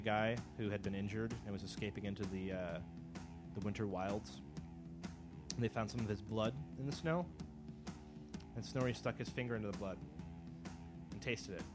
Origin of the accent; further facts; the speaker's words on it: United States; we're American